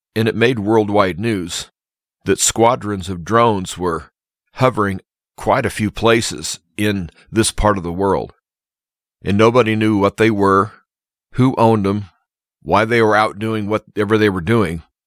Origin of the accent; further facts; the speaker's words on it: Nebraska, United States; my hometown area